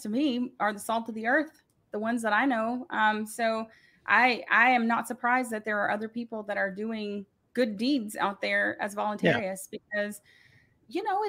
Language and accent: English; the South, United States; we're from the South